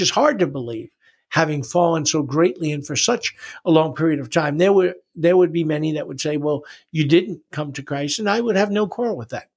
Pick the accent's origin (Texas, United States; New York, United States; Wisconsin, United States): New York, United States; New York City; also born or lived in Long Island; I was born in New York City